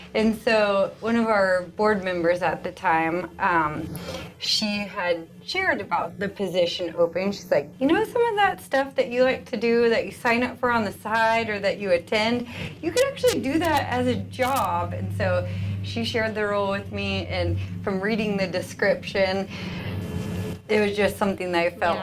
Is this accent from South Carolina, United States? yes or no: no; Lenexa, Kansas, United States; moved away as an adult; now in Manhattan, Kansas, United States; I come from Kansas City originally, so Lenexa, Kansas